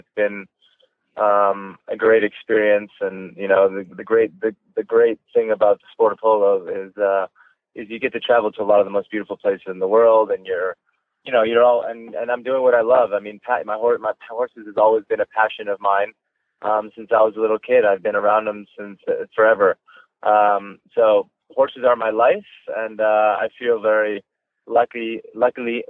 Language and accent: English; Wellington, Florida, United States; born or raised there